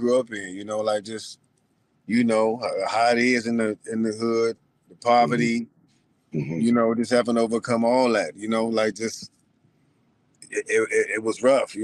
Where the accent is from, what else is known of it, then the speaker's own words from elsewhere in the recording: Cleveland, Ohio, United States; we grew up in Cleveland